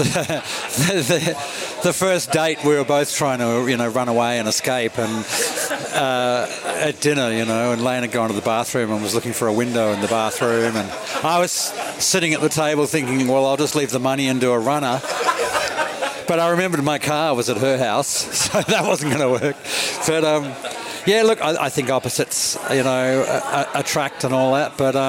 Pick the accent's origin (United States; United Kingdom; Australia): Australia; Sydney, New South Wales; also born or lived in Melbourne; I was from Melbourne, so I didn't follow. We moved to Sydney when I was 8